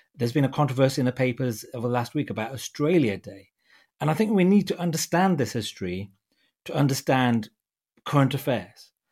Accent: United Kingdom; being a British Punjabi

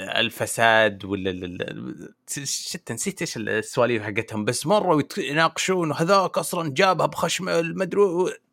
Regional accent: Saudi Arabia

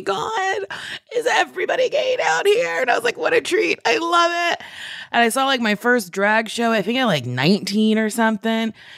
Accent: New Jersey, United States; I grew up in New Jersey

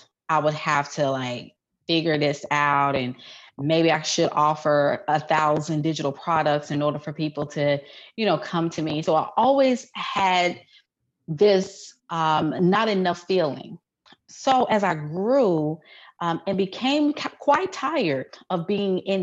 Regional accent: Memphis, Tennessee, United States; moved away as an adult; also born or lived in Houston, Texas; Born and raised in Memphis

